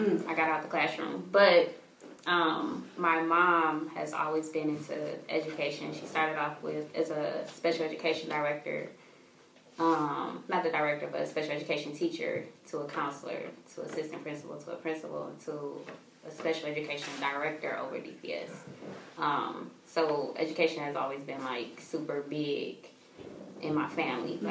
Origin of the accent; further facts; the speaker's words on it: Detroit, Michigan, United States; also born or lived in Brunswick, Georgia; Originally, Brunswick, Georgia. But you know, raised in Detroit, Michigan